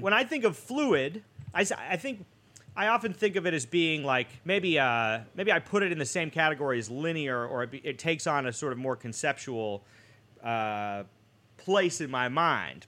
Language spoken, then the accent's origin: English; Boston, Massachusetts, United States; moved away; growing up in Boston